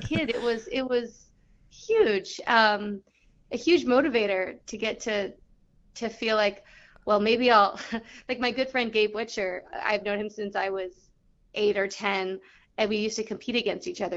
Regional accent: Southern California, United States; I grew up in Southern California

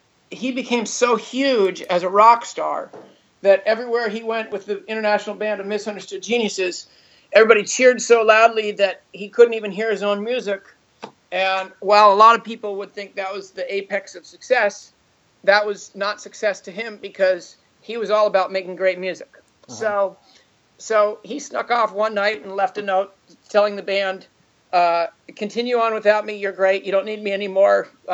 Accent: Los Altos, California, United States; I grew up here in Los Altos.

